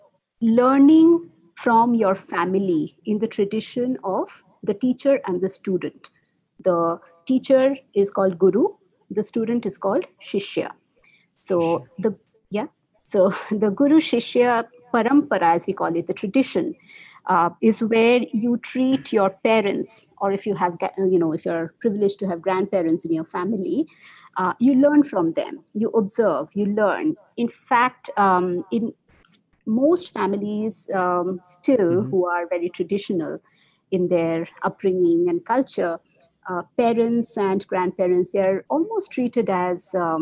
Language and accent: English; India; first language Bengali; English is a second language; now in Bangalore, India; that's my mother tongue, Bengali